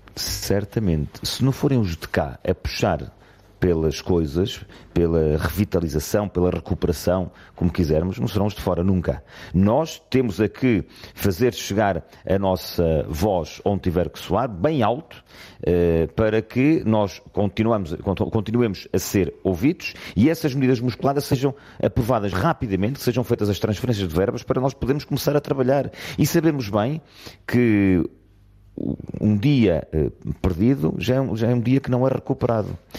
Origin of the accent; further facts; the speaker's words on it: Portugal; somos nós portugueses